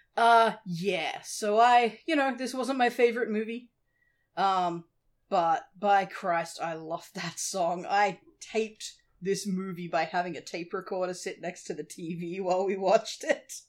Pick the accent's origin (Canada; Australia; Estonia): Australia; that's not really a thing in Australia, or at least it wasn't in the eighties